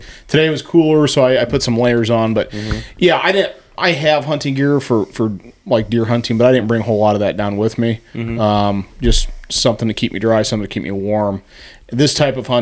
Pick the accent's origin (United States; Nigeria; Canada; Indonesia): United States; Illinois; we're all from Illinois